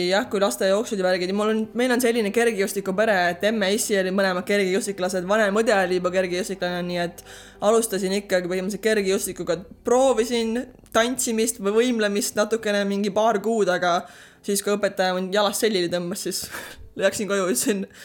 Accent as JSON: {"language": "Estonian", "town": "Särevere", "region": "Järva County", "country": "Estonia", "tie": "born or raised there", "also_born_or_lived": "Paide / Türi / Orlando, United States", "moved": "as an adult", "lives_now": "Houston, United States", "said": "sündisin Paides üles kasvasin paar aastat Türil ja siis, kui äh, kooli läksin, siis kolisime Säreverre, kus mu vanemad elavad siiani."}